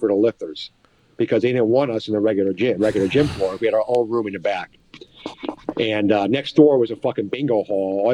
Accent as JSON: {"language": "English", "region": "East Coast", "country": "United States", "moved": "yes", "lives_now": "Kansas City, United States", "said": "I'm from East Coast"}